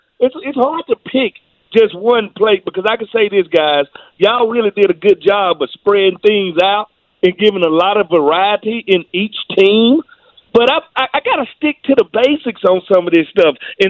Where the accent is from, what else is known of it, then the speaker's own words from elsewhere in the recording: the South, United States; I'm from the South. You got to enjoy the pork.